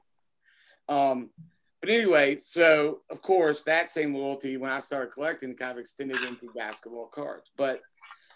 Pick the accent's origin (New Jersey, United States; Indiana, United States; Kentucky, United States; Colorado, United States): Kentucky, United States; also born or lived in North Carolina / Virginia; growing up in Kentucky